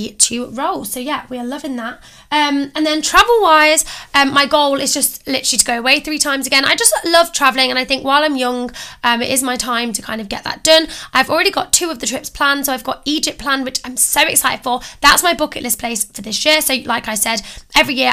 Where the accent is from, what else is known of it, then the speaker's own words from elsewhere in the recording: Coventry, West Midlands, United Kingdom; I'm from Coventry.